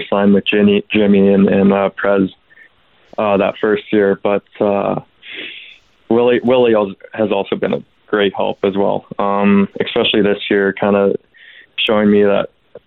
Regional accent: Duncan, British Columbia, Canada; I grew up around kind of junior A as well with the Couch from Capitals from my hometown

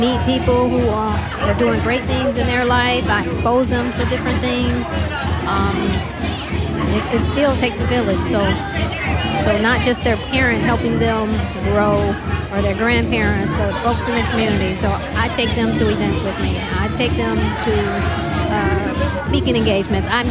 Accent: Saginaw, Michigan, United States; I'm from Saginaw, that's where I grew up

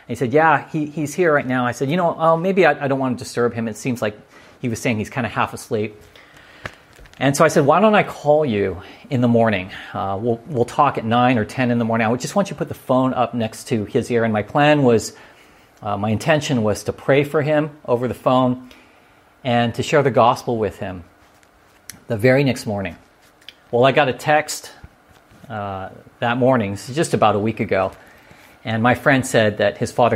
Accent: La Palma, California, United States; where I grew up in La Palma, California

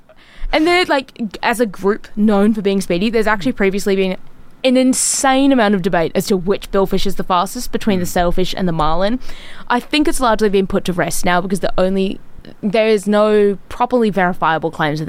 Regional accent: North Island, New Zealand; now in Brisbane, Australia

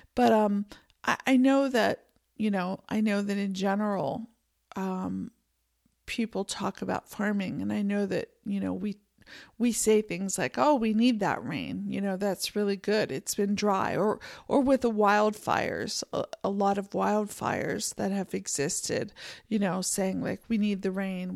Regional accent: Pennsylvania, United States; also born or lived in San Francisco Bay Area, California; now in Montana, United States; I grew up in Pennsylvania

